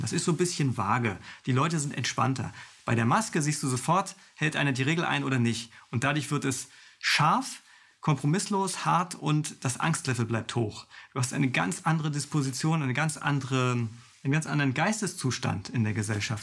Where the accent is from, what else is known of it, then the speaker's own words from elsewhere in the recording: Mecklenburg-Vorpommern, Germany; ich komme aus Mecklenburg-Vorpommern